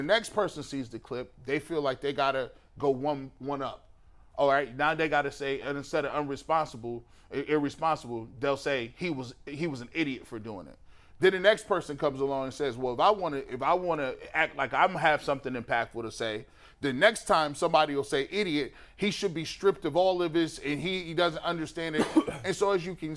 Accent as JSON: {"language": "English", "country": "United States"}